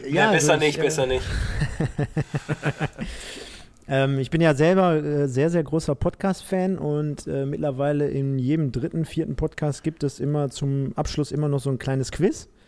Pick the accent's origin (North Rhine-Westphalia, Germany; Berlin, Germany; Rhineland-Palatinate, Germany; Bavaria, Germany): North Rhine-Westphalia, Germany; Castrop-Rauxel; born there; Und ich bin geboren in Kastrop Rauxel.